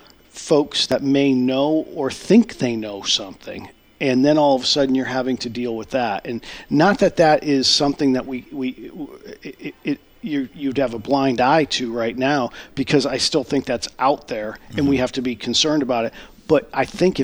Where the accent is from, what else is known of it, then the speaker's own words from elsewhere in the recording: Connecticut, United States; now in Grand Forks, United States; I grew up in Connecticut